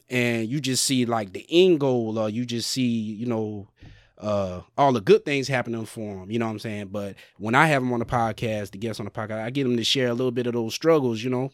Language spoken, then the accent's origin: English; Sumter, South Carolina, United States; moved away; back home in Sumter, South Carolina